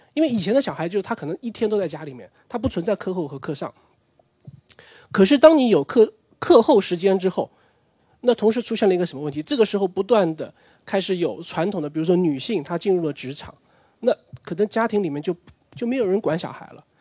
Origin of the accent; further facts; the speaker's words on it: Nanjing, Jiangsu, China; 我的成长时间就九零年代，那个时候其实因为我是南京人